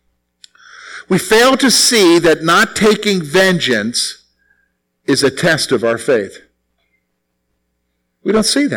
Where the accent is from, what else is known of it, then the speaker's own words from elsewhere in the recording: the South, United States; as a kid growing up in the South